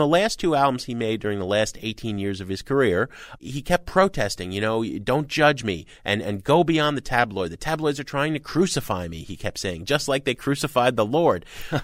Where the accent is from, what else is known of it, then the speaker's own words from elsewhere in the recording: New York City, New York, United States; As a New Yorker, you know what that means.